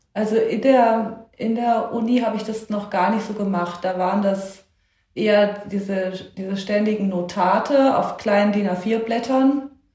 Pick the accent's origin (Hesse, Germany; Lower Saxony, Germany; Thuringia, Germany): Hesse, Germany; Darmstadt; habe das bis zum Abitur auch dort gemacht, also an der Akademie für Tonkunst in Darmstadt, parallel zum Gymnasium